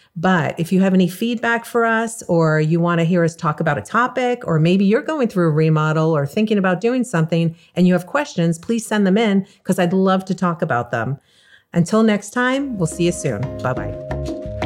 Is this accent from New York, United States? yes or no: yes; New York, United States; also born or lived in California; now in South Florida, United States; I moved from California two and a half years ago to South Florida and I'm originally from New York